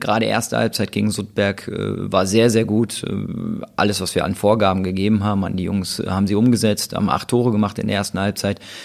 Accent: Wuppertal, North Rhine-Westphalia, Germany; ich bin ja in Vorwinkel groß geworden

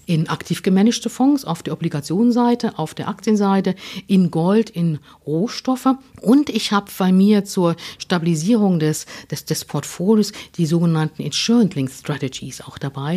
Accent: Germany; ich bin natürlich noch in der DDR aufgewachsen

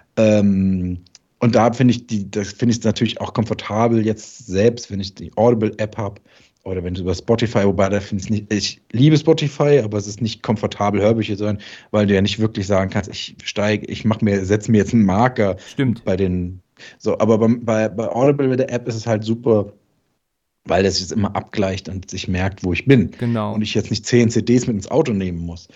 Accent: Darmstadt, Hesse, Germany; bei uns in Darmstadt

